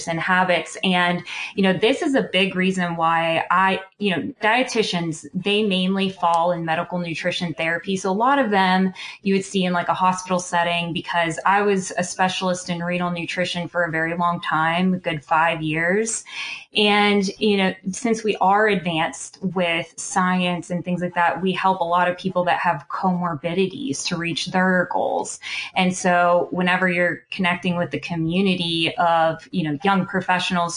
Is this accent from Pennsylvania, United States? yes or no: yes; Pittsburgh, Pennsylvania, United States; I'm from Pittsburgh, Pennsylvania